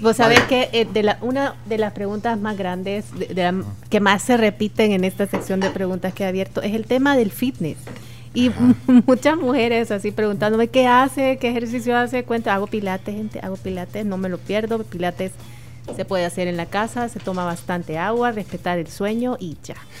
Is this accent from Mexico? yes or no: no; El Salvador; como cualquier salvadoreño